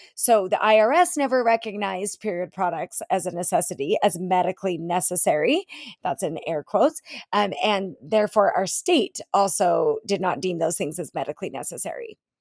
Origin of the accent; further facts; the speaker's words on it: Utah, United States; my home state of Utah